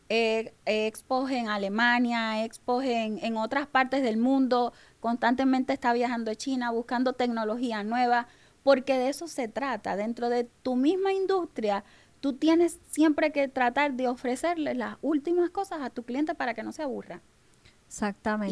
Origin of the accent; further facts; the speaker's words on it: Maracaibo, Zulia, Venezuela; moved away as an adult; now in Puerto Rico; yo soy venezolana, vengo eh, de Venezuela, de Maracaibo, que le llaman la tierra del sol amado